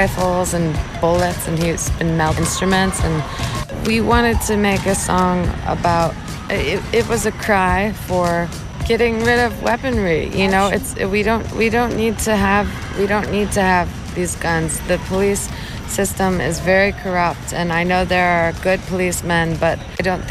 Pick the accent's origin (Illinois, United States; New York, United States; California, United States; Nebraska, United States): Illinois, United States; Chicago; here in my hometown